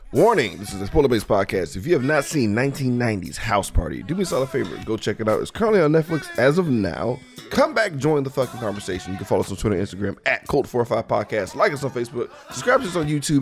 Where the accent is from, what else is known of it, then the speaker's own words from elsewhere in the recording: Mississippi, United States; I'm from Mississippi